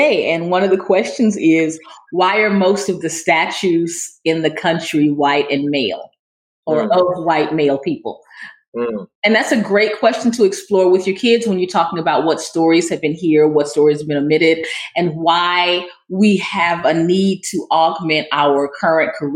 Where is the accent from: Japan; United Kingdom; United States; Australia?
United States; the South; I was raised in the South in a Baptist church